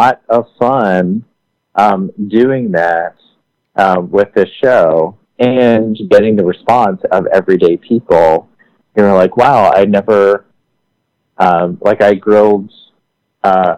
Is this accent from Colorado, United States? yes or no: no; outside of Philadelphia, Pennsylvania, United States; also born or lived in Paris; I grew up outside of Philadelphia